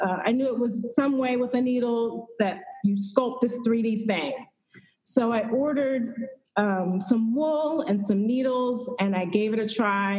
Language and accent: English; Houston, Texas, United States; moved away as an adult; also born or lived in Northern Virginia; I'm originally from Houston, Texas